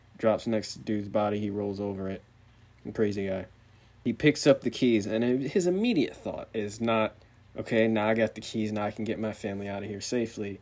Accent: United States; I'm, American

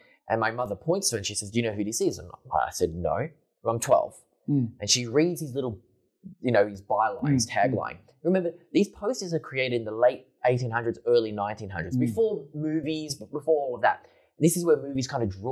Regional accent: Lysterfield, Victoria, Australia; We grew up in Listerfield

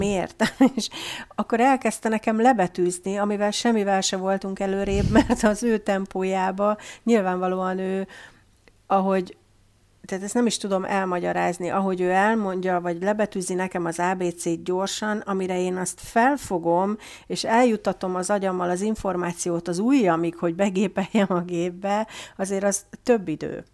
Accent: Hungary; first language Hungarian; now in Germany; hogy magyar vagyok

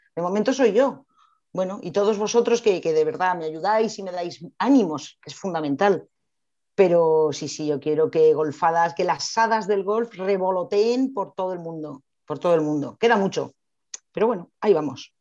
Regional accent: Madrid, Community of Madrid, Spain; Soy madrileña

